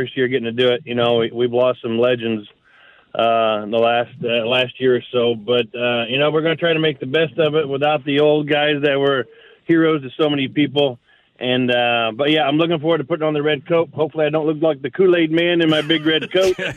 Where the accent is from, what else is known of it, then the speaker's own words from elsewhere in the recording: Brighton, Illinois, United States; I grew up here in Brighton, Illinois